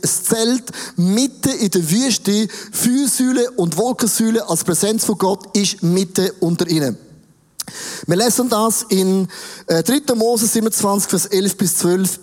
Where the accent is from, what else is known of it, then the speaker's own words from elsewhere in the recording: Switzerland; uns, der Schweiz